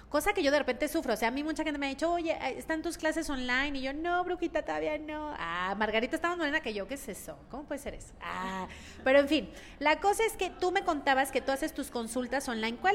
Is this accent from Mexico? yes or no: yes; Mazatlán, Sinaloa, Mexico; yo soy de Mazatlán